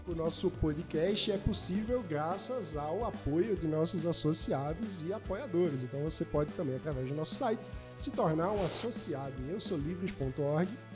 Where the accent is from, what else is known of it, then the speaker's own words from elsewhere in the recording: Pernambuco, Brazil; eu sou pernambucano